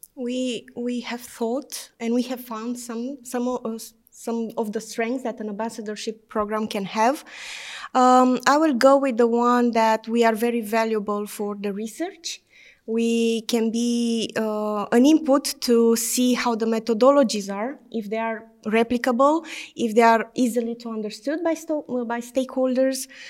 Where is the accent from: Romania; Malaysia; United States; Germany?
Romania; I'm from Romania